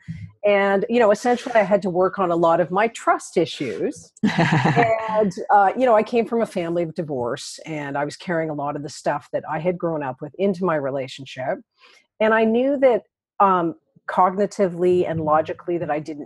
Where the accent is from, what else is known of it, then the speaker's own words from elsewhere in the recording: Toronto, Ontario, Canada; I'm from Toronto